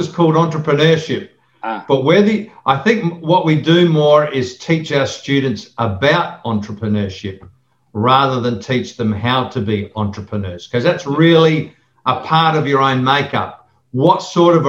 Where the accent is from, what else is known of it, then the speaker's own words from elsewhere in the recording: Adelaide, South Australia, Australia; I grew up in Torrensville and I'm still here